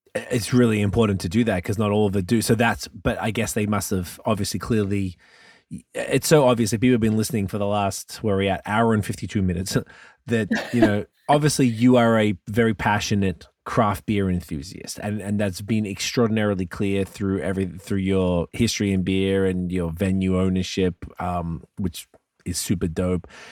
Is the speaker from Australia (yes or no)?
yes; Australia; moved away; I'm from Australia